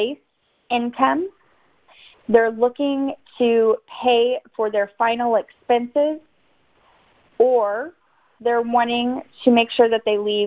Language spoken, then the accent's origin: English; Dallas, Texas, United States; I am from the Dallas area